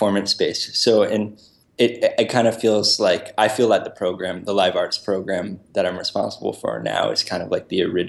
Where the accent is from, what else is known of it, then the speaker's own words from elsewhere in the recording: Brookline, Massachusetts, United States; moved away as an adult; also born or lived in Worcester, Massachusetts; now in Rhode Island, United States; I grew up in Brookline, Massachusetts, so, you know, right next to Boston